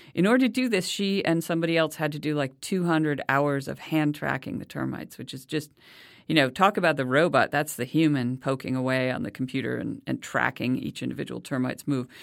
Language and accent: English; United States